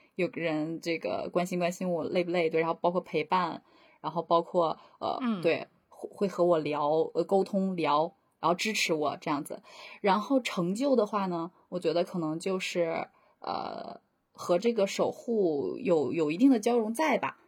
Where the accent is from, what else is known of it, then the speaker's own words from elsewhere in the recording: Northeast China, China; accent: Northeastern (Dongbei) dialect; 我要说东北话了